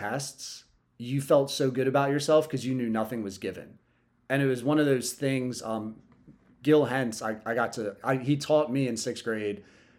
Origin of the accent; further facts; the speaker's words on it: Lewes, Delaware, United States; also born or lived in New York; fifth grade, moved here from New York, went to Lewis Middle School back when it was 5'8", and then went to Cape High School.